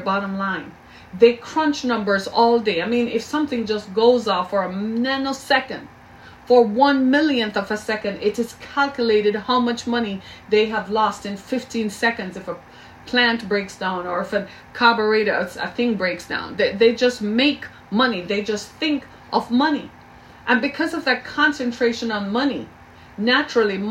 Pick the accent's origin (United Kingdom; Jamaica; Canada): Jamaica; I grew up in Jamaica